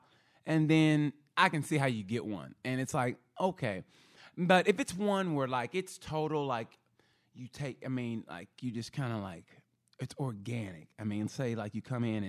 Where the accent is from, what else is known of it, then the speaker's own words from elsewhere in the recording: Oklahoma, United States; I'm from Oklahoma